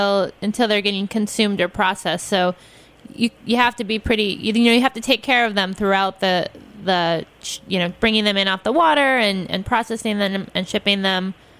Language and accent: English; Midwest, United States; if you're from the Midwest like me, lobster means you are fancy pants.